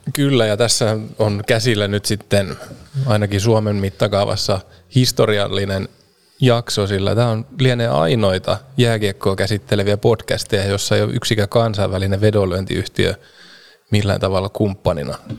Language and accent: Finnish; Vahto, Southwest Finland, Finland; mä oon kotoisin Vahdolta, mistä on Turun, Turkuun sitten reilu 20 kilsaa, 25 kilsaa matkaa